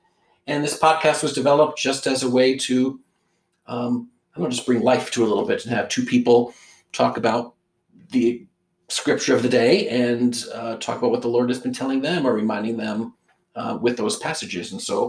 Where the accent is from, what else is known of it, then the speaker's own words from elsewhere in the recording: New Jersey, United States; I grew up in New Jersey, so we had blueberries out there.